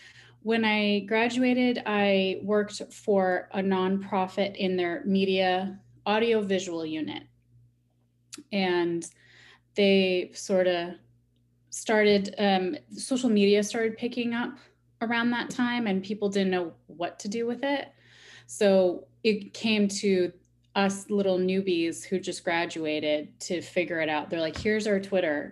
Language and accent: English; Chicago, Illinois, United States; I'm from Chicago